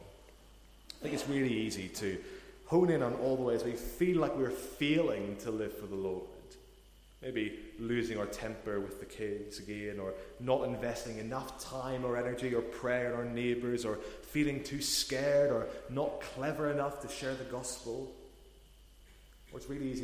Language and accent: English; Portadown, Northern Ireland, United Kingdom; moved away as an adult; also born or lived in Newcastle; I'm originally from Northern Ireland. I'm from a town called Portadown